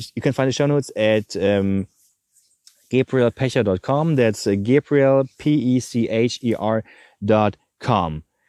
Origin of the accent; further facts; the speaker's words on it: Germany; I'm from Germany